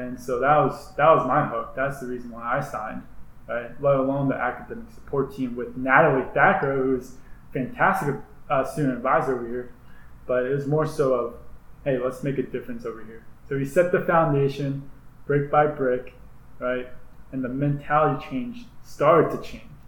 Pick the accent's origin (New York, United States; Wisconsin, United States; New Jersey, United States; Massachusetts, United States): New Jersey, United States; moved away as an adult; growing up in New Jersey swimming